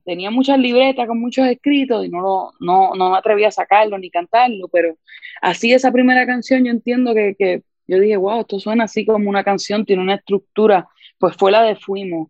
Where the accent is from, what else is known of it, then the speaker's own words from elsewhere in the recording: San Juan, Puerto Rico; soy de San Juan, Puerto Rico